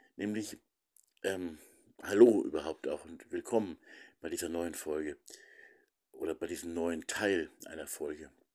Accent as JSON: {"language": "German", "region": "Lower Bavaria", "country": "Germany", "said": "bei uns in Niederbayern, eben im Nachbarlandkreis, im Landkreis Regen"}